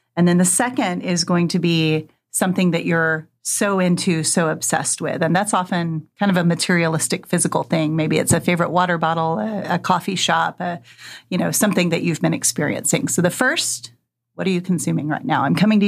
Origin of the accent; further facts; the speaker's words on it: Wenatchee, Washington, United States; I grew up in Wenatchee, Washington, as it happens.